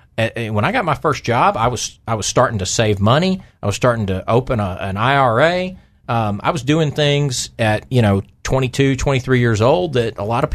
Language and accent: English; Tennessee, United States; moved away as an adult; now in Arkansas, United States; I grew up in Tennessee. I went to high school in Tennessee.